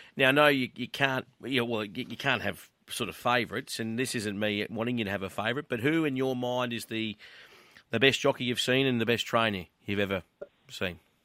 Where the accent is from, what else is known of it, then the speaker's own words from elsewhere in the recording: Queensland, Australia; me growing up in Queensland, going to the races with Grandad